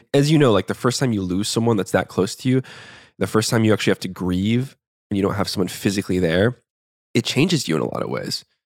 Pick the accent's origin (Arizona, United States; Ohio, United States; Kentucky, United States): Arizona, United States; Tucson; I was born in Tucson, Arizona, in the Southwest Barrios, uh, primarily, like, lower middle class neighborhood to a single mom.